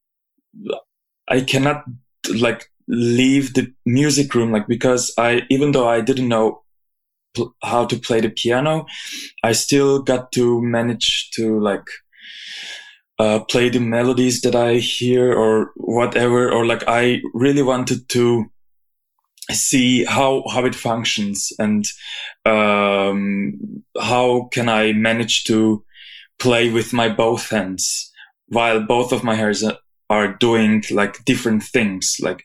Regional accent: Izmir, Turkey; moved away as an adult; now in Zurich, Switzerland; I was born in Izmir, Turkey, and I finished my bachelor studies there.

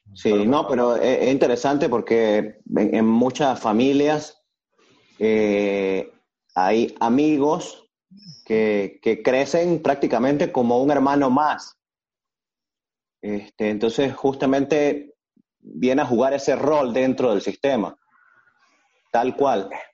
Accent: Venezuela; somos todos venezolanos los que estamos acá en, este, en esta sala de conferencia

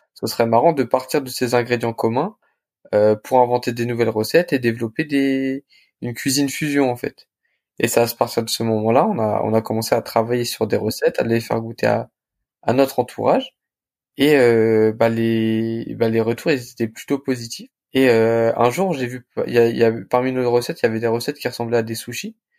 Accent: Le Blanc-Mesnil, Île-de-France, France; j'ai grandi à Blanc-Ménil. J'ai euh, fait toute ma scolarité euh, bah, au lycée, enfin au collège, au lycée à Blanc-Ménil.

